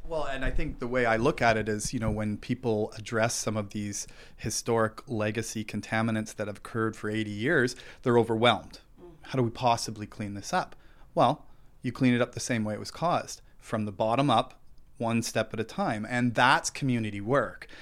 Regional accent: Thunder Bay, Ontario, Canada; I grew up in Fort William near the Cam River

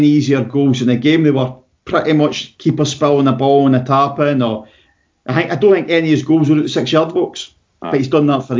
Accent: Kirkluck, Scotland, United Kingdom; it's my hometown team.

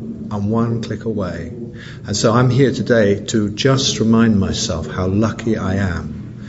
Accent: England, United Kingdom; I'm a sexaholic from England.

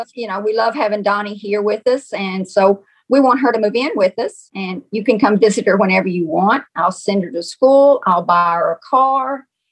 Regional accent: Missouri, United States; also born or lived in Memphis, Tennessee; Our grandmother lived with Elvis. And so I'm originally from Missouri.

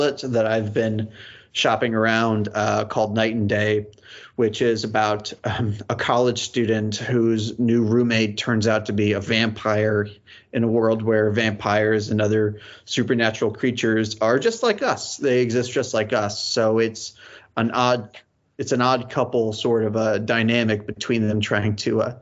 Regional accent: Houston, Texas, United States; I'm from Houston

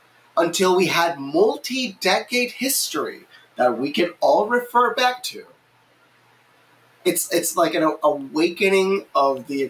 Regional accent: Puerto Rico; I mean, I grew up in Puerto Rico

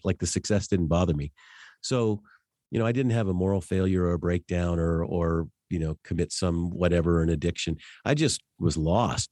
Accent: Denver, Colorado, United States; now in Wichita, United States; I grew up in Denver

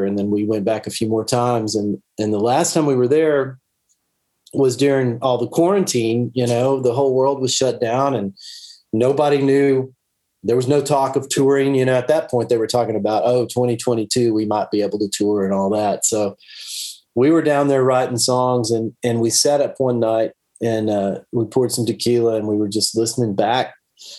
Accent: Dallas, Texas, United States; I grew up in Dallas

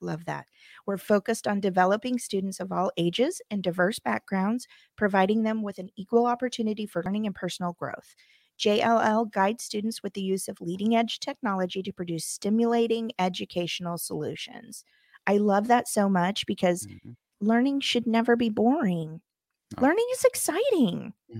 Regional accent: Midwest, United States; born there; I'm sorry. I was born in the Midwest. It comes out

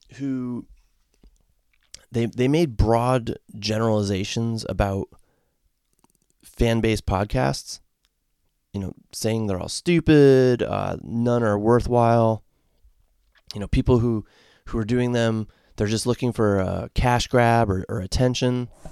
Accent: Connecticut, United States; now in Ohio, United States; I grew up in the state of Connecticut as a fan of the Hartford Whalers

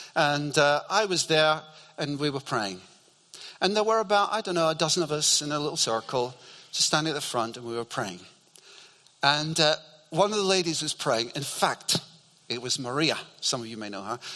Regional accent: Scotland, United Kingdom; growing up in Scotland

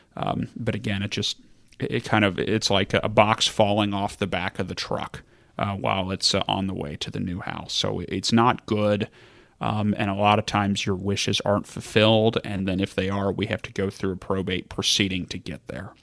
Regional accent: Kentucky, United States; I'm from Kentucky

